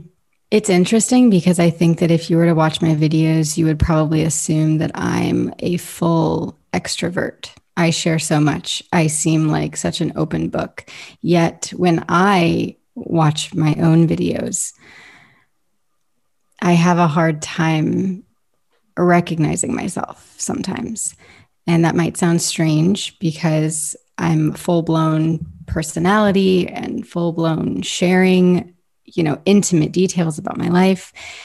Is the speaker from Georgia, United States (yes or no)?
no; New York City, New York, United States; also born or lived in Ohio, United States / Tennessee, United States / Florida, United States; I was born in New York City. I grew up partially in New York, partially in Ohio, moved to Tennessee, moved to Florida, moved back to Ohio, moved back to Florida.